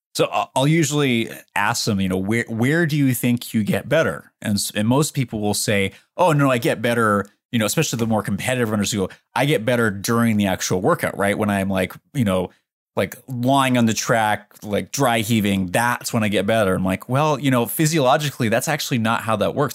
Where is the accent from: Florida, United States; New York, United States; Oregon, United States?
Oregon, United States; Portland; moved away as an adult; I grew up in Portland, Oregon